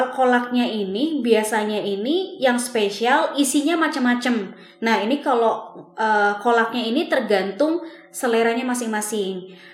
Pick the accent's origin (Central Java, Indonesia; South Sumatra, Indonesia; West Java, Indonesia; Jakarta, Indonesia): Central Java, Indonesia; Bumiayu; Nah, kalau di Jawa Tengah ini kan kebetulan aku sendiri kan asalnya dari Jawa Tengah